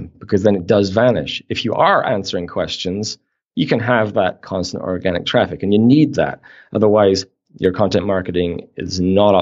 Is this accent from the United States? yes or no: no; Canada; we're Canadian